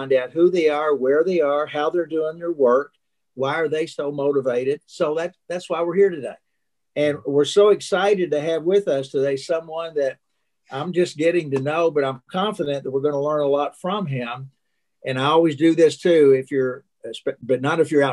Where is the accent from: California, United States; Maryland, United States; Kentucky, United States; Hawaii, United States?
Kentucky, United States; also born or lived in Illinois; I was born in Illinois, but we spent so much time in Kentucky